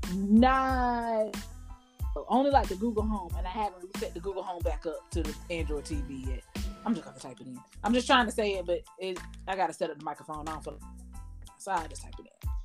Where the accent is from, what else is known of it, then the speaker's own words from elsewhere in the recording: New York, United States; whenever I go to Mississippi, I'm from New York